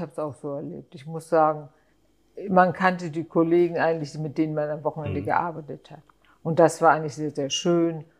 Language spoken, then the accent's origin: German; Hamburg, Germany; Ich bin in Heimfeld aufgewachsen, wir sind früher mit der Schule hierher gegangen